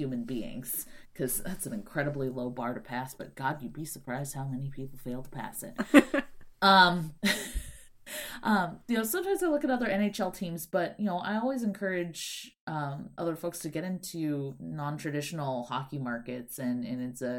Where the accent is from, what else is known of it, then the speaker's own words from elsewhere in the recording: San Jose, California, United States; now in Seattle, United States; I grew up in San Jose in the 90s